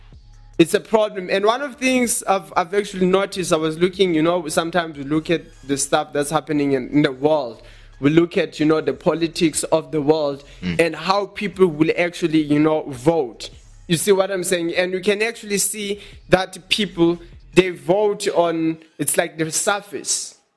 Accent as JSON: {"language": "English", "town": "Johannesburg", "region": "Gauteng", "country": "South Africa", "said": "Yeah, we are from Johannesburg in South Africa."}